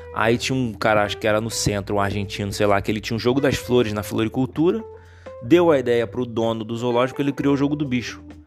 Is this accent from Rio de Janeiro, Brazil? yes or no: yes; Rio de Janeiro, Brazil; eu nasci no Rio de Janeiro